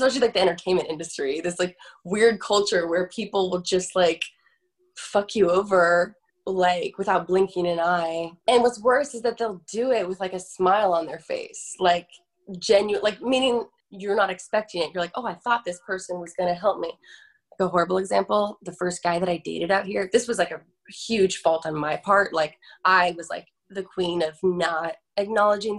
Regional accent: Florida, United States; now in Los Angeles, United States; I'm from Florida and I grew up by the ocean

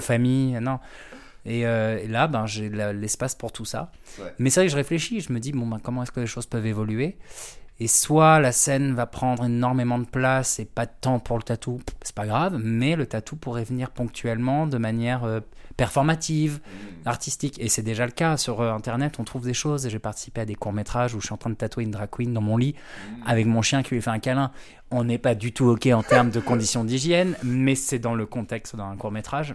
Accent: Brittany, France; now in Paris, France; je suis breton

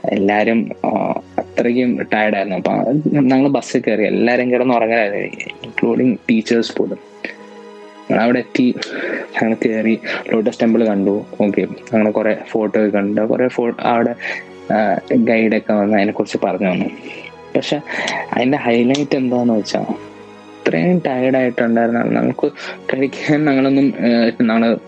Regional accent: Ernakulam, Kerala, India; എറണാകുളത്തു നിന്നാണ്

